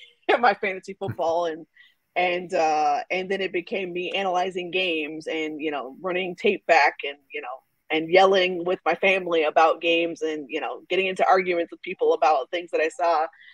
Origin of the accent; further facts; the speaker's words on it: Texas, United States; So, as you know from listening to the beginning of the podcast, I am originally from Texas. And when I grew up, I was a Cowboys fan, right?